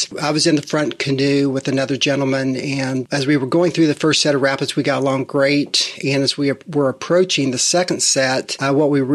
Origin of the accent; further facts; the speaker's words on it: Midwest, United States; moved away as an adult; now in Charlotte, United States; We moved here from the Midwest after growing up there in a family-owned business.